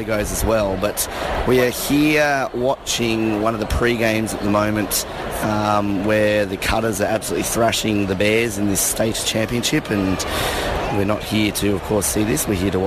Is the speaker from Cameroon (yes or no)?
no; Tasmania, Australia; I come from Tasmania